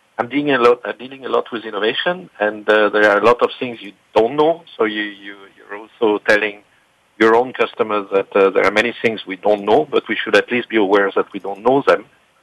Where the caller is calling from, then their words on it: Lausanne, Vaud, Switzerland; I'm calling from Lausanne, which is in Switzerland, next to the Geneva Lake.